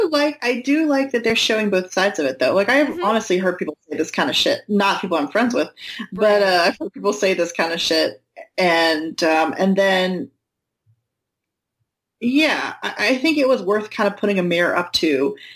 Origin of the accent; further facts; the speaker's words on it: North Carolina, United States; Oh my god, I'm from North